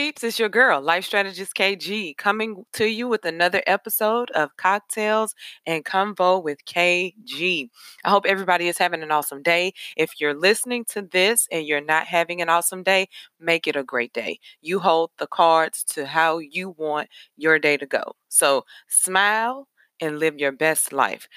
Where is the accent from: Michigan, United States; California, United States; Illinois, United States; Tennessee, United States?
Tennessee, United States; Nashville; I am from Nashville, Tennessee. I'm a Nashville native.